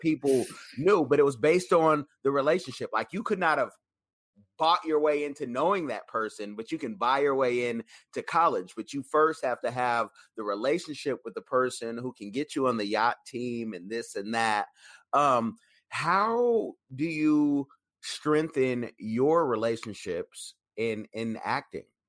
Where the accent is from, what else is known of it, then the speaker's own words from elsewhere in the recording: Oakland, California, United States; I'm from East Oakland